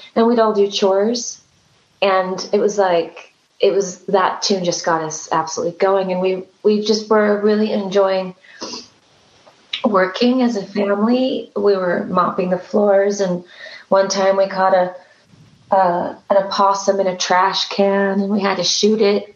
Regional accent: California, United States; I am from California

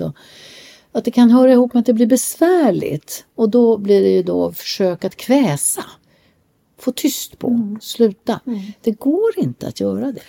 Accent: Sweden; vi kommer ju från Sverige

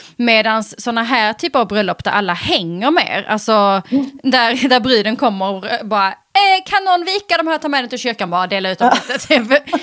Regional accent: Eslöv, Skåne, Sweden; i Eslöv där jag kommer ifrån

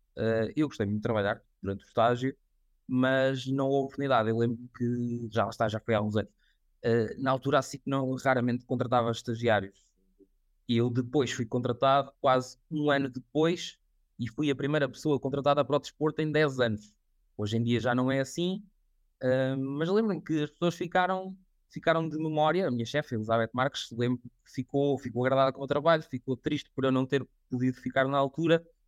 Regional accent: Coimbra, Centro, Portugal; moved away as an adult; also born or lived in Viseu / Lisbon; Fui fazer um mestrado em Coimbra, sou de Coimbra

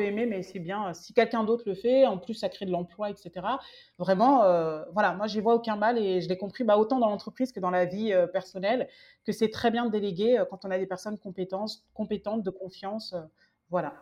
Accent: France; quand on est français

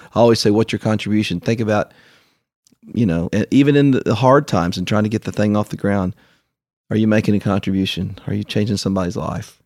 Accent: Canova, West Virginia, United States; moved away; also born or lived in Nashville; I grew up in Canova, West Virginia

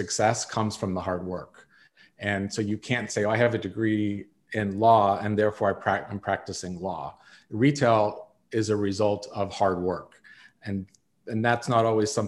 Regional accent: South Lake Tahoe, California, United States; I grew up in South Lake Tahoe, California, with a family who owned a construction company.

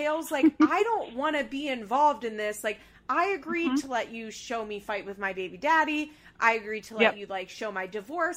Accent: Pennsylvania, United States; now in Florida, United States; I live in Florida, you know, and I'm from Pennsylvania.

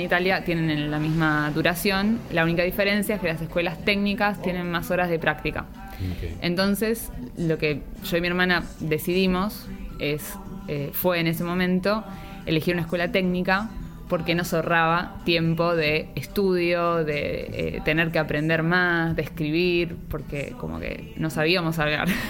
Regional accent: Villa Ballester, Buenos Aires Province, Argentina; moved away; also born or lived in Italy; nací en Villa Ballester, que es parte de San Martín, y bueno, viví ahí casi la mayor parte de mi vida hasta el día de hoy

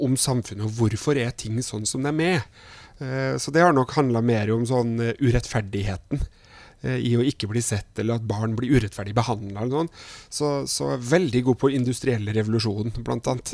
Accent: Trondheim, Trøndelag, Norway; er jeg fra Trondheim.

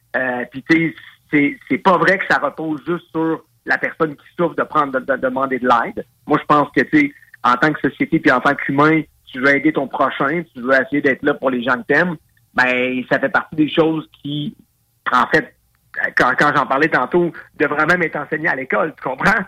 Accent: Quebec, Canada; en tant que père de famille, en tant que Québécois

